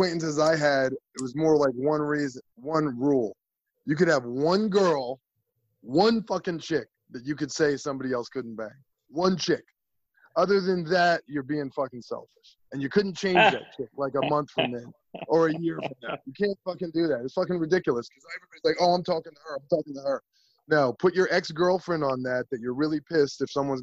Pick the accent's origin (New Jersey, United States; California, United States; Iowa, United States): New Jersey, United States; East Brunswick; moved away; Jersey boys, East Brunswick proud